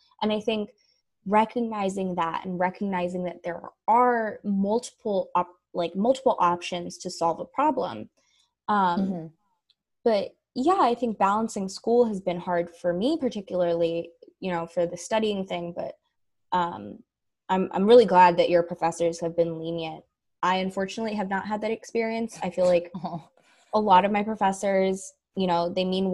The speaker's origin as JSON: {"language": "English", "area": "the Bay Area", "region": "California", "country": "United States", "tie": "born or raised there"}